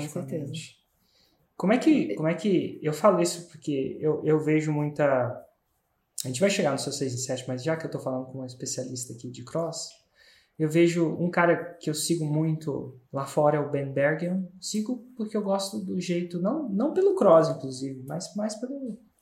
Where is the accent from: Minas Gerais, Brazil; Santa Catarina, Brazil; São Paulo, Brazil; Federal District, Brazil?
Federal District, Brazil; Brasília